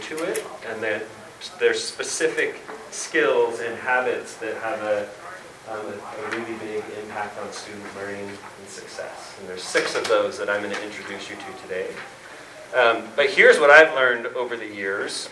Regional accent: California, United States; I'm a teacher from California

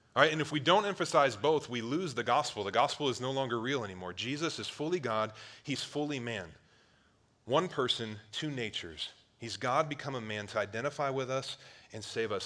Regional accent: Cleveland, Ohio, United States; I grew up on Lake Erie, one of the Great Lakes in Ohio, right by Cleveland

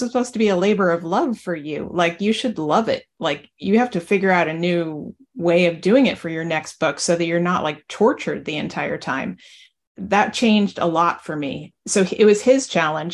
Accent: New Jersey, United States; I'm from New Jersey

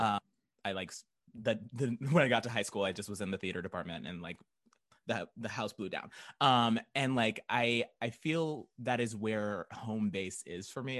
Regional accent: Tulsa, Oklahoma, United States; moved away as an adult; also born or lived in Norman, Oklahoma; now in Chicago, United States; I grew up in Tulsa. I went to college in Norman, and then I moved here right after college. So, Chicago

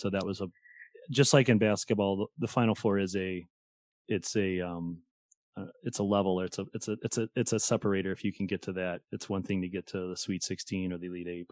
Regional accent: St. Louis, Missouri, United States; moved away; I'm from St. Louis

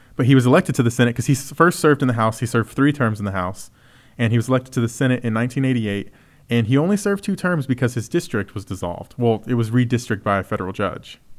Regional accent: Texas, United States; as a Texan

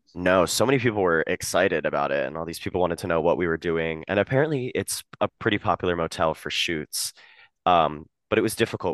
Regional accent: Harrisburg, Pennsylvania, United States; moved away as an adult; now in New York, United States; I'm from Harrisburg, Pennsylvania

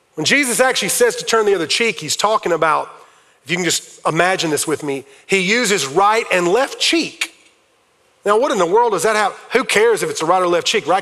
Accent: Fountain Inn, South Carolina, United States; I grew up in Fountain Inn, South Carolina.

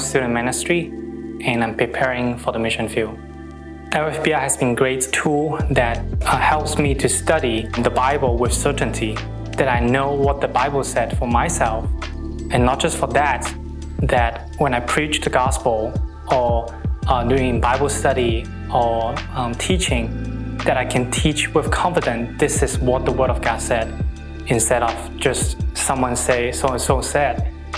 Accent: Hong Kong; I'm from Hong Kong

